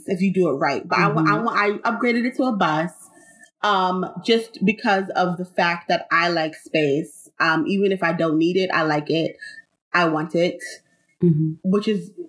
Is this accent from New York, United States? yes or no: yes; New York, United States; I was born and raised in New York